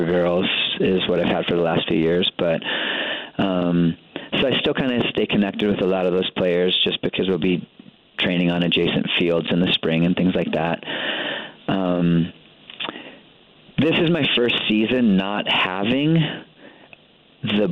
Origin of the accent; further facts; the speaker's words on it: Rapid City, South Dakota, United States; now in Missoula, United States; I grew up in Rapid City, South Dakota in the 80s